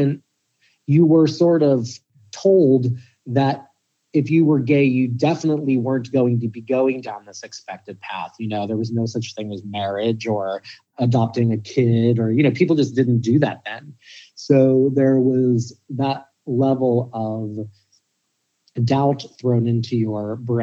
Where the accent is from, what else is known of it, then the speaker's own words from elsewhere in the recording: Pittsburgh, Pennsylvania, United States; I grew up in Pittsburgh